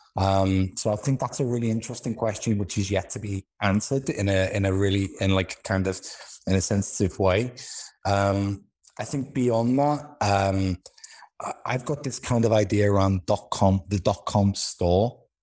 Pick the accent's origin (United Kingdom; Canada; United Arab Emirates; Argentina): United Kingdom; Liverpool, North West England; accent: Liverpool; moved away; also born or lived in London / Israel / Moscow / United States; I'm originally from Liverpool in the U K.